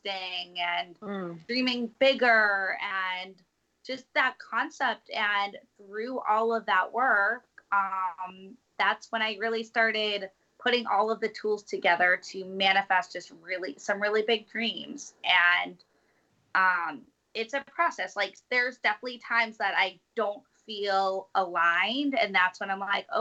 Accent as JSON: {"language": "English", "town": "New York City", "region": "New York", "country": "United States", "said": "I'm a New Yorker"}